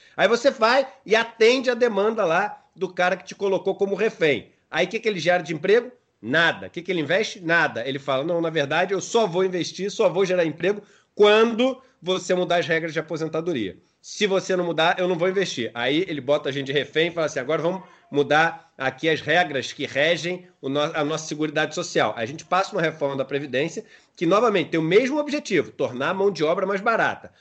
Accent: Rio de Janeiro, Brazil; sou nascido e criado na Urca

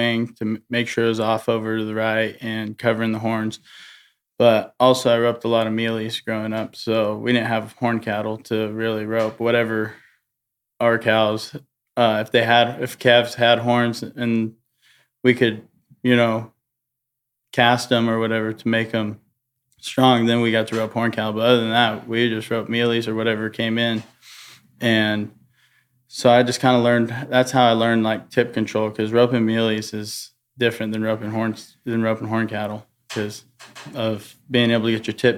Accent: California, United States; moved away as an adult; now in Texas, United States; I grew up in California, and my dad, he roped and trained horses at the house

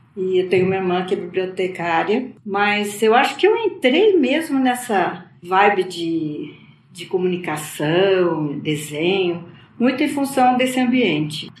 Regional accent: Campinas, São Paulo, Brazil; Eu nasci em Campinas, no interior de São Paulo.

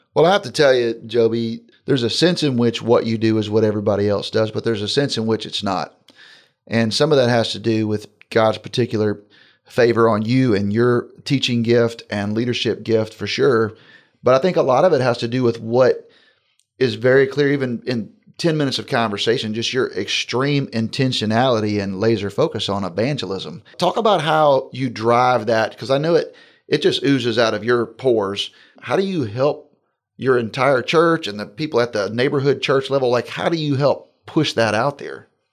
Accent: Jacksonville, Florida, United States; moved away; Jacksonville's my hometown

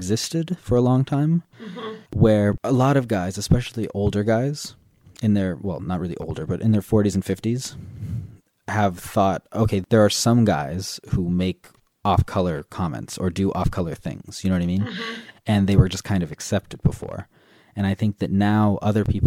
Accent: Southern California, United States; moved away as an adult; also born or lived in Korea / France; now in Ireland; I grew up in Southern California

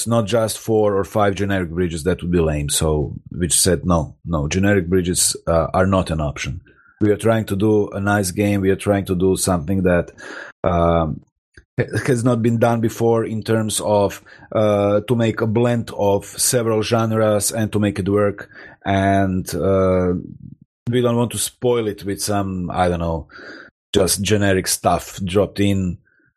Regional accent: Croatia; also born or lived in Rijeka, Croatia; I'm located in Rijeka in Croatia. It's like 150 kilometers away. We are all from Croatia

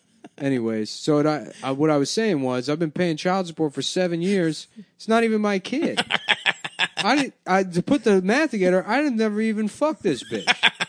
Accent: Little Odessa, New York, United States; born there; I was born in Little Odessa. I was one of the only people having gay sex in that neighborhood back then.

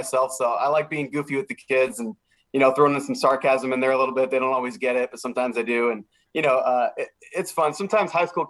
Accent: Los Alamitos, California, United States; I'm from Southern California, born and raised in Orange County.

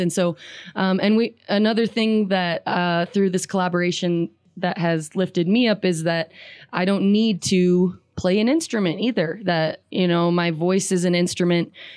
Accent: Riverton, Wyoming, United States; I grew up in Riverton

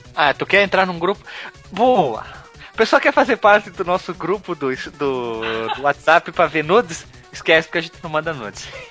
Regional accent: Rio Grande do Sul, Brazil; eu sou gaúcho

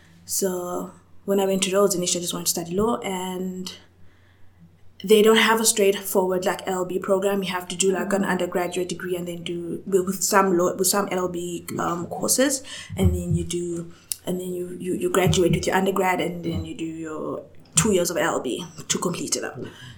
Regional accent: South Africa; also born or lived in Zambia; So I was born in Zambia. It's a country in Southern Africa, just above Zimbabwe

